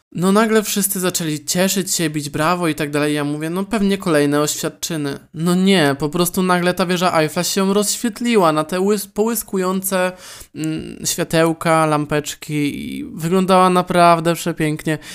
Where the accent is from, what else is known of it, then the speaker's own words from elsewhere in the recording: Poland; accent: Polish; now in Warsaw, Poland; polski akcent